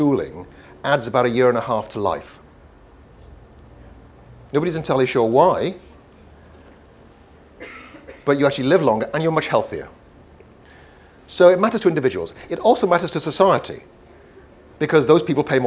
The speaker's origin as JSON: {"language": "English", "region": "Wales", "country": "United Kingdom", "first_language": "Welsh", "second_language": "English", "said": "my mother tongue is Welsh"}